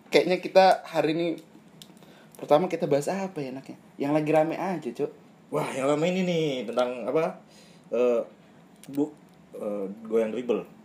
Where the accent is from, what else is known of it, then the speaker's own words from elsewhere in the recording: Kalimantan, Indonesia; now in Yogyakarta, Indonesia; kita orang Kalimantan bangsat. Tinggalnya di Jogja lah gue.